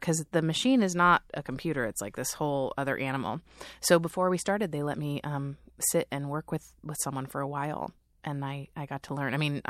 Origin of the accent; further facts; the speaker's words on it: Norwalk, California, United States; moved away as an adult; now in New York, United States; I grew up in Norwalk.